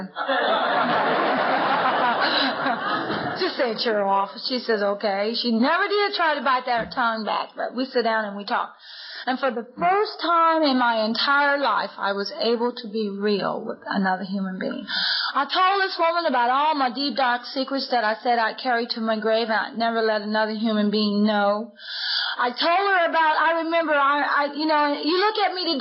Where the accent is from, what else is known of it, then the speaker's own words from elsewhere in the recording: Lima, Ohio, United States; in my hometown, and I'm from Lima, Ohio.